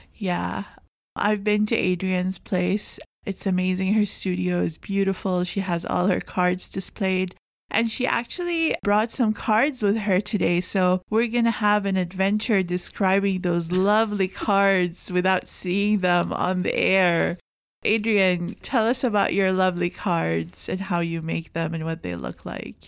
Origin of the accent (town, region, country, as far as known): Jordan; now in Canada